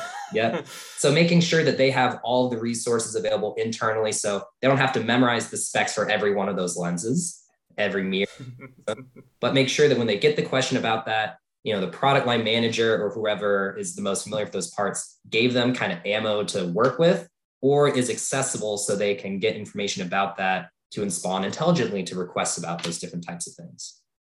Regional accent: Tucson, Arizona, United States; I grew up in Tucson, Arizona

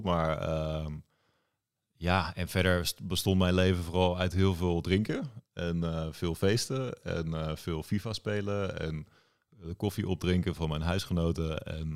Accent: The Hague, South Holland, Netherlands; Ik woon weer in Den Haag. Ik ben ook opgegroeid in Den Haag

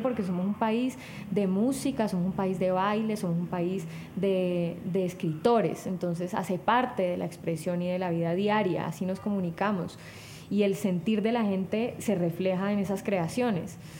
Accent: Cali, Valle del Cauca, Colombia; yo que soy de Cali además y que me siento muy conectada con, esa efervescencia em, de nuestra identidad

